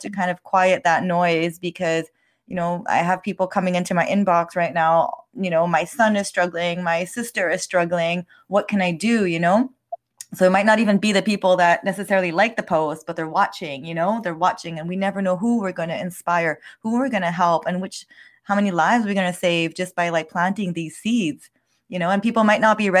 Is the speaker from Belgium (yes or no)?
no; Montreal, Quebec, Canada; English is a second language; I was born in Montreal, Canada. So I'm French Canadian, and my parents are from the Middle East. So a little bit of cultural background there, growing up in a very French society, Quebecer society